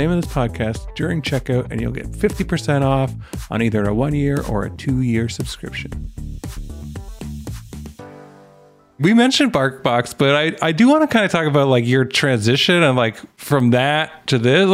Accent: Canada; I'm Canadian

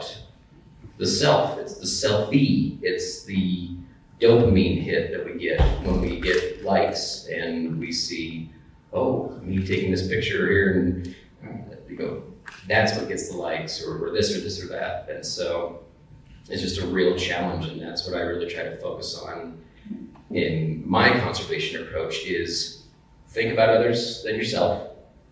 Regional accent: United States; also born or lived in Idaho, United States / Oregon, United States; growing up in Idaho and in Oregon, and the forest was just there

